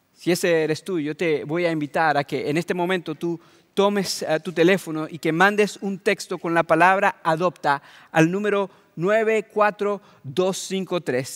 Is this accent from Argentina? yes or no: no; Venezuela; moved away; el país donde yo nací y crecí. Yo soy de Venezuela